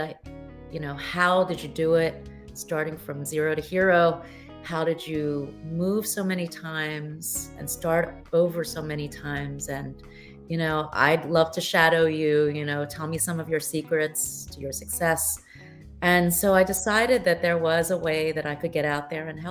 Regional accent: United States; moved away; also born or lived in Taiwan / Thailand; I was born in the States

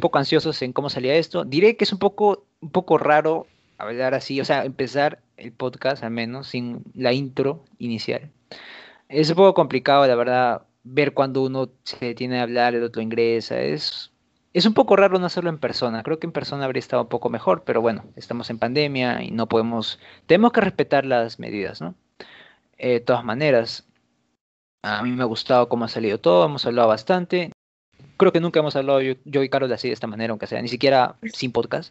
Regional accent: Peru

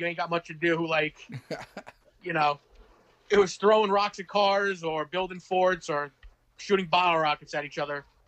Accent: Manorville, New York, United States; also born or lived in Monroe, Louisiana; I grew up predominantly in a town called Manorville

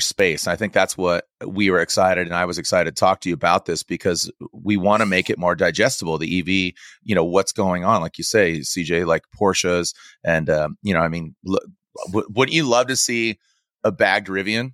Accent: San Diego, California, United States; I grew up in San Diego

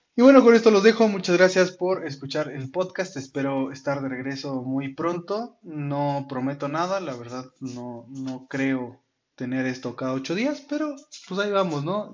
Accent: Mexico; ese derecho que tenemos como ciudadanos mexicanos

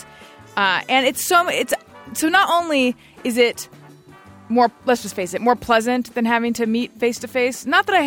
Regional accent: Orange County, California, United States; Gary and I grew up in Orange County

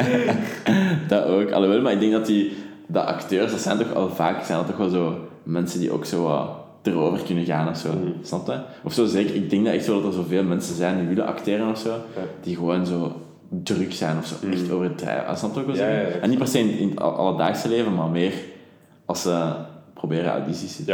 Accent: Leuven, Flanders, Belgium; als Leuvenaar

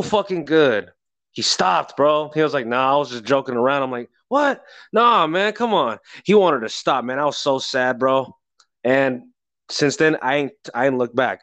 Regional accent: Bay Area, California, United States; I'm from the Bay Area.

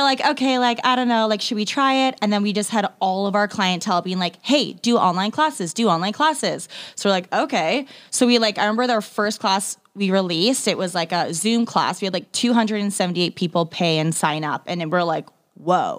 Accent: Ontario, Canada; moved away as an adult; also born or lived in Toronto, Canada; now in Vancouver, Canada; I'm actually from Ontario

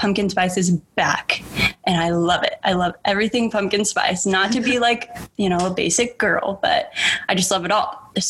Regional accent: Nebraska, United States; We're from Nebraska.

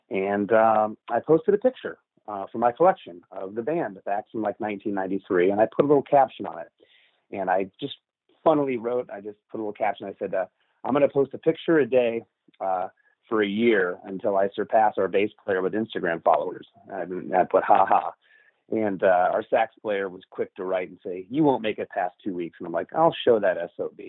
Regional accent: Livonia, Michigan, United States; born there; I was born in Livonia, Michigan in 1973.

